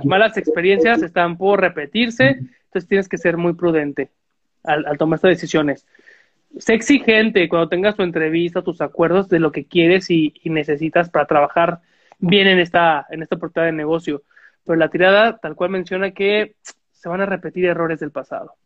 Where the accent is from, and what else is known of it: Mexico